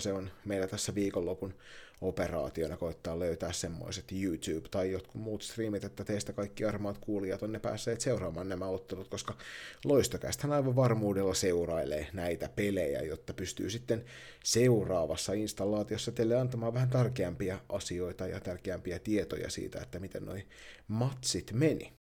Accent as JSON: {"language": "Finnish", "town": "Kirkkonummi", "region": "Uusimaa", "country": "Finland", "moved": "yes", "said": "tässä on joku kirkkonummi-yhteys vanhan kotikuntani kautta"}